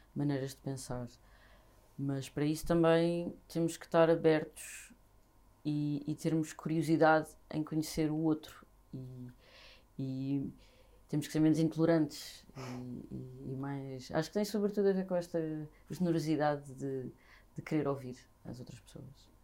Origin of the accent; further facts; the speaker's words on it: Vila Franca de Xira, Lisbon, Portugal; now in Lisbon, Portugal; nasci e cresci em Vila Franca de Xira